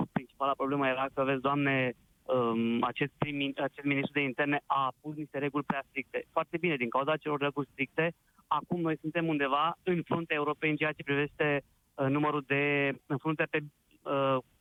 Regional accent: Romania; ca și români

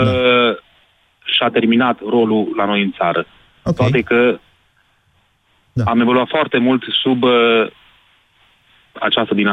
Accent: Transylvania, Romania; sunt din Ardeal

